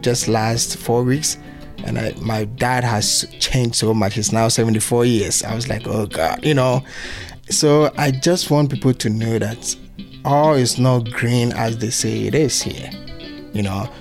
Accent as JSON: {"language": "English", "town": "Accra", "region": "Greater Accra", "country": "Ghana", "tie": "born or raised there", "also_born_or_lived": "Kumasi, Ghana", "moved": "as an adult", "lives_now": "Pittsfield, United States", "said": "area that I grew up in, Accra"}